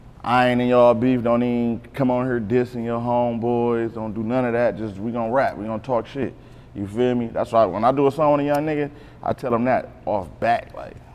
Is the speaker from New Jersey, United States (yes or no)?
no; Beecher, Michigan, United States; also born or lived in Decatur, Mississippi / Flint, Michigan; I'm a Beecher baby.